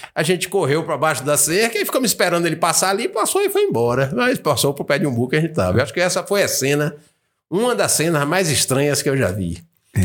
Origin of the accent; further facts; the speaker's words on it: Bahia, Brazil; also born or lived in United States; eu sou baiano, tô na minha região